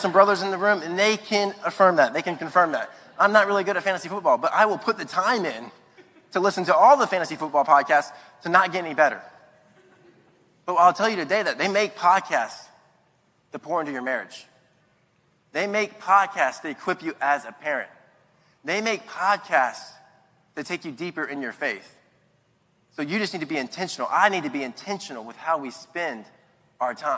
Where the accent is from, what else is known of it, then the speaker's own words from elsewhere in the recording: Latson, South Carolina, United States; also born or lived in Charleston, South Carolina; I'm from Latson, South Carolina